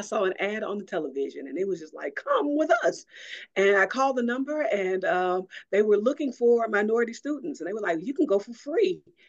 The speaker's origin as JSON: {"language": "English", "town": "Cordova", "region": "Alabama", "country": "United States", "tie": "born or raised there", "lives_now": "Huntsville, United States", "said": "I grew up in Cordova, Alabama. That is in Walker County, right outside, most people know the city of Jasper. So mm-hmm. 7 miles outside of Jasper. My family goes back about five generations there in Walker County, and that's where I grew up."}